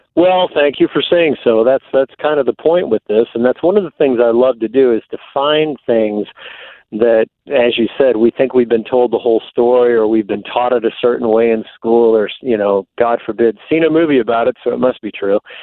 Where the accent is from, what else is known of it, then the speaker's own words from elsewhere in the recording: East Coast, United States; moved away as an adult; also born or lived in Texas; I grew up on the East Coast, but I went to college in Texas